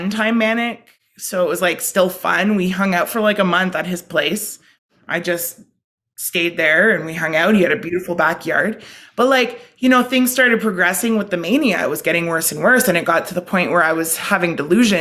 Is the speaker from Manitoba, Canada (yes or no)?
no; Ottawa, Ontario, Canada; also born or lived in Timmins; I was from Ottawa.